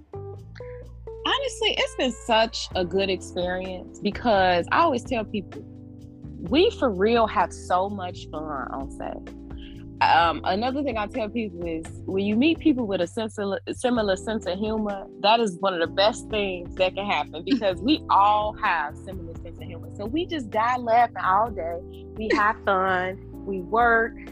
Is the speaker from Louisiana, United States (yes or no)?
no; Chicago, Illinois, United States; I was raised here. I was born and raised here.